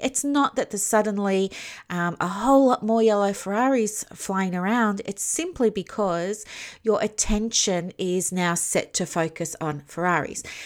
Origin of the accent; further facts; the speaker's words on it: Victoria, Australia; I'm from Victoria